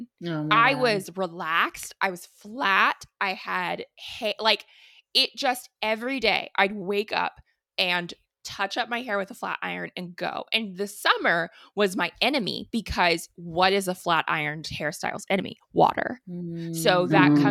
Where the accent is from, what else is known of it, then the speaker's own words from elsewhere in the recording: Missouri, United States; I grew up in Missouri